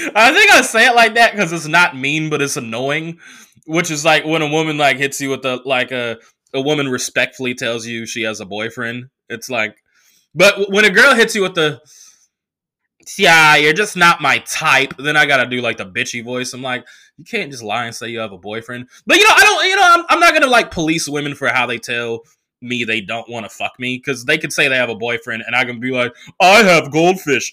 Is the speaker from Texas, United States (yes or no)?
no; Oakland, California, United States; also born or lived in New York; now in Los Angeles, United States; I came back, uh, to Oakland from L A for Thanksgiving